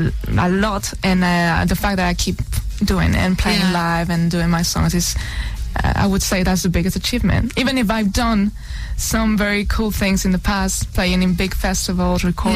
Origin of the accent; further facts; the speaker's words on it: Madrid, Community of Madrid, Spain; also born or lived in Tenerife, Spain / Toulouse, France / Paris, France; now in London, United Kingdom; I was born in Tenerife. in Spain. Great. And my mom was born in Paris. And I've lived most of my life in Madrid.